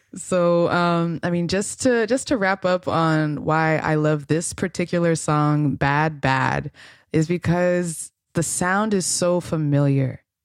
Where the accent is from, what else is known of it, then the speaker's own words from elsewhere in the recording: Los Angeles, California, United States; grew up in L A, my hometown